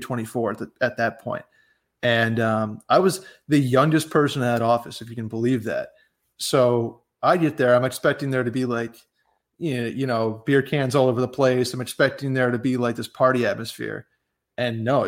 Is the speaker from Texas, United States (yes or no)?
no; upstate New York, United States